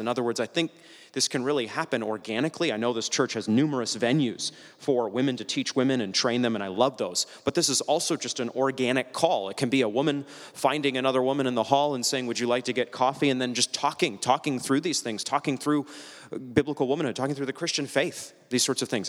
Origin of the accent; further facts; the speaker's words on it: New England, United States; moved away; I'm from New England